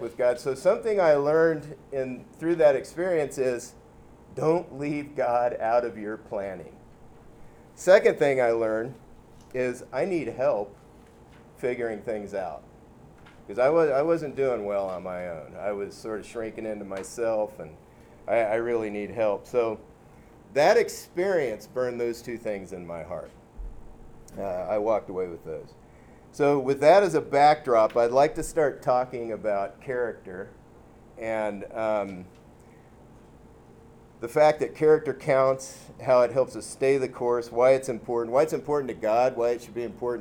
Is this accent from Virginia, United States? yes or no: no; Los Angeles, California, United States; also born or lived in Waco, Texas; now in Diamond Bar, United States; I was from Los Angeles, California, went to Baylor to play baseball, got homesick, missed my mama